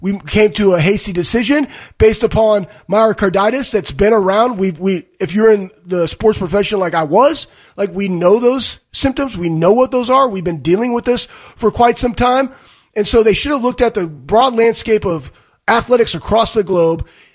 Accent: Dallas, Texas, United States; I'm from Dallas

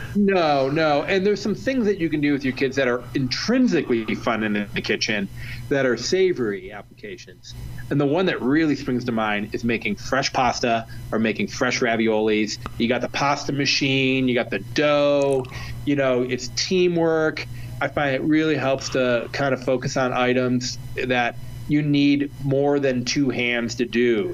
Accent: Ohio, United States; now in Colorado, United States; I'm from Ohio

